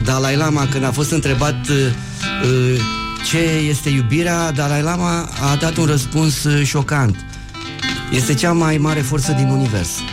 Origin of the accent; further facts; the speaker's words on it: Iași, Iași County, Romania; accent: Moldavian; eu fiind din Iași pot să cânt de câte ori vreau moldovenești, cum trebuie. Adică la noi, la județul Iași, acolo, unde, de unde sunt eu, știi, că, știi unde m-am născut eu? În curtea Bisericii Catolice din Iași